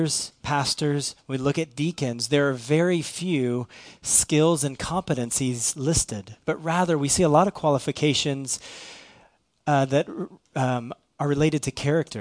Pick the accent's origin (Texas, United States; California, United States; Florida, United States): Texas, United States; Irving; I'm from Irving.